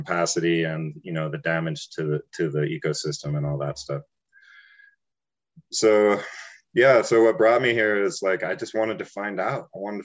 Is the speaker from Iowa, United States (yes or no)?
no; Taos, New Mexico, United States; growing up in Taos, I was a child of hippies